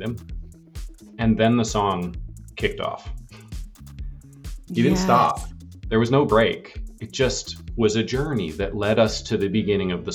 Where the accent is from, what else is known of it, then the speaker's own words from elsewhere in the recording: Vermont, United States; now in California, United States; my parents still live in the house that they bought the week after I was born in Vermont